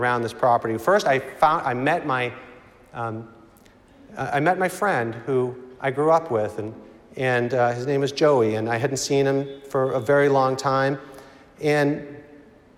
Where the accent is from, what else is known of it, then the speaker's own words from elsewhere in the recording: Reading, Massachusetts, United States; moved away; I grew up in Reading, Massachusetts